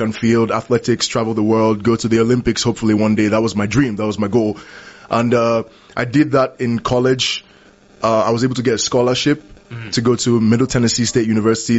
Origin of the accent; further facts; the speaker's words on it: Lagos, Nigeria; moved away as an adult; grew up in Lagos, Nigeria. I was mm. born there. I grew up there. Spent 19 years of my life there